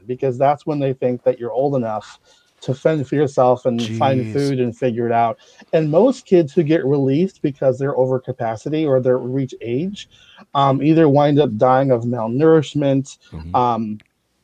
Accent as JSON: {"language": "English", "town": "Kingston", "country": "Jamaica", "tie": "born or raised there", "moved": "yes", "said": "So I was born in a little orphanage called Marigold Child Center, a Lady Musgrave Avenue in Kingston, Jamaica"}